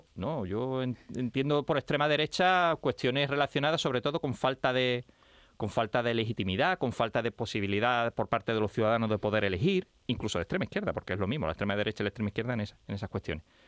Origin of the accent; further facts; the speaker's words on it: Cádiz, Andalusia, Spain; por supuesto que soy andaluz y por supuesto que soy gaditano, gaditano, como has dicho, como decimos los de Cádiz